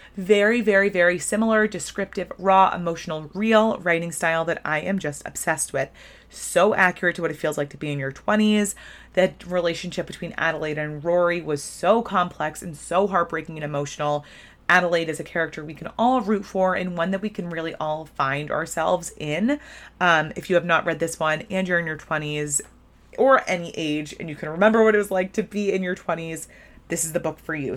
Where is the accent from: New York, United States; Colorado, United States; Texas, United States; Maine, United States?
Maine, United States; I'm from Maine.